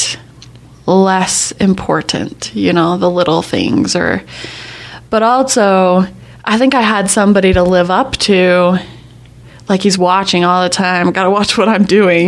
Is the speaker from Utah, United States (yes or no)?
yes; Magna, Utah, United States; my house that we grew up in Magna